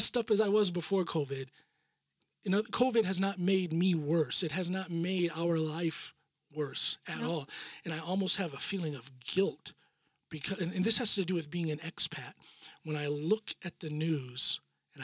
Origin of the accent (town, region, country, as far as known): United States; now in Norway